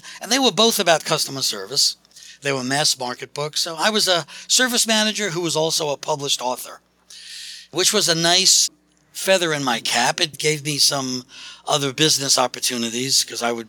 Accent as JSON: {"language": "English", "town": "New York City", "region": "New York", "country": "United States", "moved": "as an adult", "lives_now": "Philadelphia, United States", "said": "I'm geographically from New York City. I've been living in Philadelphia, Pennsylvania for the last 30-something years"}